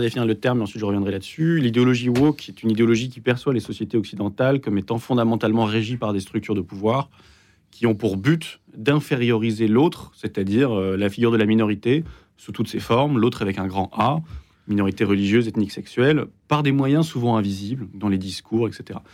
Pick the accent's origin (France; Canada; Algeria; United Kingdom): United Kingdom; moved away; also born or lived in London / Exeter; j'ai grandi au Royaume-Uni